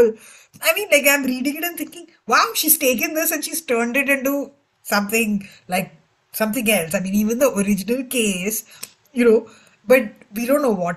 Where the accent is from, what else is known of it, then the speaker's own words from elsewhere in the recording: India; as an Indian reader